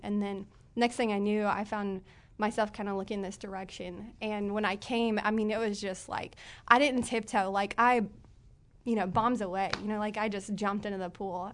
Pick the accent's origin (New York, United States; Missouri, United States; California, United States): Missouri, United States; Springfield Branson area; moved away; I'm from the Springfield Branson area.